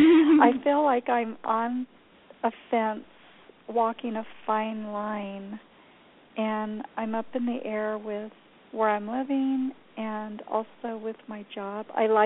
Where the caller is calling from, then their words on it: New Mexico, United States; New Mexico.